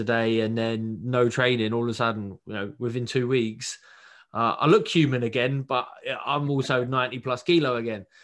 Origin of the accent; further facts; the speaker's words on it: United Kingdom; as a Brit